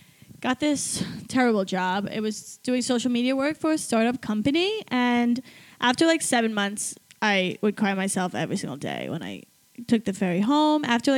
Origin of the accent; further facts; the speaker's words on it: New York City, New York, United States; also born or lived in Alabama; I'm from New York, well, Staten Island specifically.